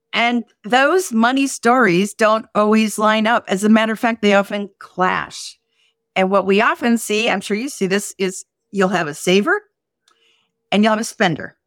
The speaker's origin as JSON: {"language": "English", "region": "South Dakota", "country": "United States", "tie": "born or raised there", "said": "I was brought up in South Dakota"}